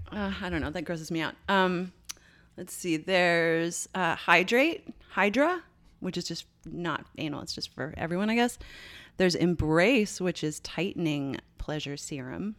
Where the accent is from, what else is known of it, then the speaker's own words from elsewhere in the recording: Canada; I'm Canadian